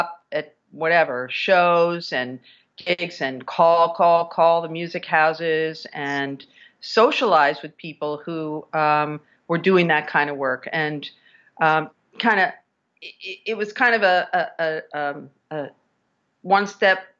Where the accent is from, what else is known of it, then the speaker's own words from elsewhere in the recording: Virginia, United States; now in New York City, United States; my home state of Virginia